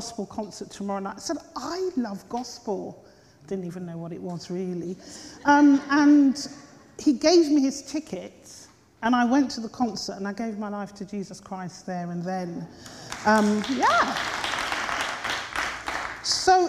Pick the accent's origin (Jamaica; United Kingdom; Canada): United Kingdom; Slough, South East England; also born or lived in Hammersmith, London; I actually was born in Hammersmith here in London. And my parents and I and my three sisters, we were shipped out to Slough by the time I was 4 years old